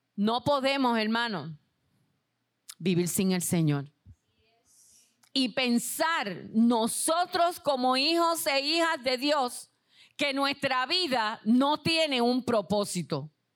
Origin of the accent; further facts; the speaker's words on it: Puerto Rico; ustedes son parte de este país como yo lo soy